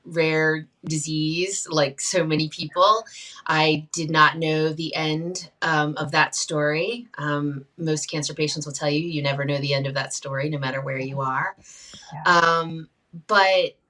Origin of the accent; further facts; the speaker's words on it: Shenandoah Valley of Virginia, United States; I grew up in the Shenandoah Valley of Virginia around the Appalachian people